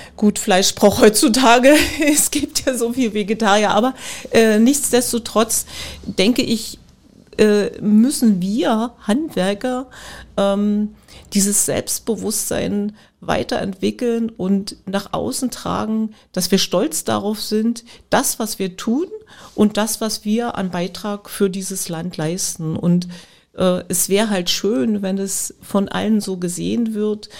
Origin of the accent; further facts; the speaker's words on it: village near Spremberg, Brandenburg, Germany; now in Spremberg, Germany; ich bin in, nicht in Spremberg groß geworden, aber in der Umgebung, den Ort äh, da, wo ich eigentlich herkomme, das ist ein kleines Dorf, Reideweise, den gibt es, dieses Dorf gibt es nicht mehr.